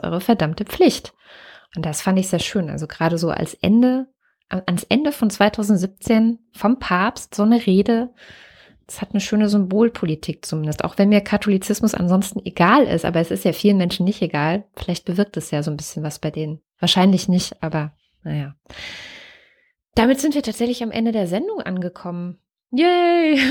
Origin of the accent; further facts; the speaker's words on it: Wittenberg, Saxony-Anhalt, Germany; Ich bin ja in Wittenberg geboren, in Lutherstadt, Lutherstadt Wittenberg